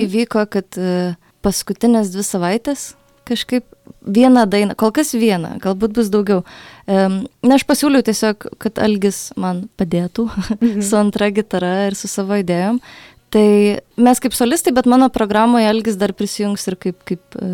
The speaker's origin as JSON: {"language": "Lithuanian", "town": "Alytus", "region": "Alytus County", "country": "Lithuania", "moved": "yes", "lives_now": "Vilnius, Lithuania", "said": "aš esu iš Alitaus ir grot savo mieste"}